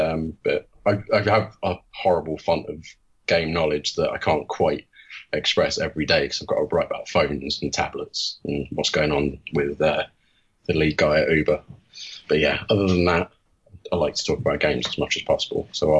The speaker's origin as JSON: {"language": "English", "town": "Leicester", "region": "East Midlands", "country": "United Kingdom", "accent": "Leicester", "said": "I'm originally from Leicester, so I've got a slight twang in my accent, which is kind of left over the years, but can't forget that I'm from the Midlands"}